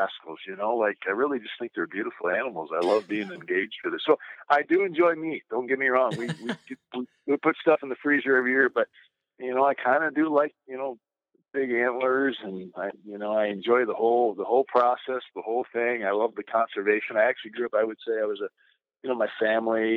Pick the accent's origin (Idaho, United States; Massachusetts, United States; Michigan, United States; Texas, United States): Michigan, United States; northern; I grew up in northern Michigan